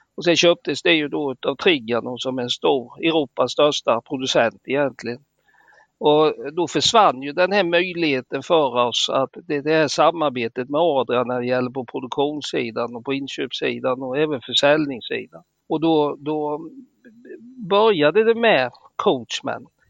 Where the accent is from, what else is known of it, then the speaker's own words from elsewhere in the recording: Småland, Sweden; vi som smålänningar